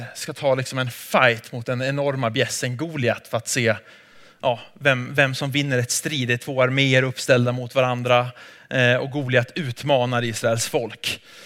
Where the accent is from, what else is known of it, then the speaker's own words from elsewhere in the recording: Sweden; jag är från Sverige